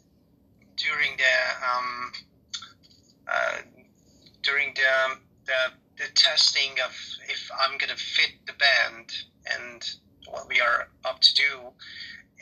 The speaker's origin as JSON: {"language": "English", "country": "Serbia", "said": "I'm from Serbia"}